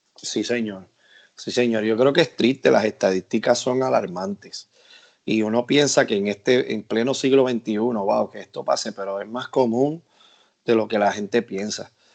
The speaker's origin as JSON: {"language": "Spanish", "country": "Puerto Rico", "said": "en mi país, en Puerto Rico"}